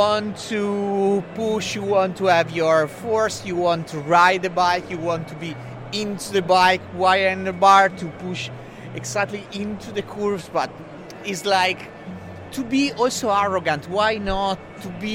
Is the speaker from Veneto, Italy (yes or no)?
yes; Bassano del Grappa, Veneto, Italy; English is a second language; We are from the north of Italy. We are from Bassano del Grappa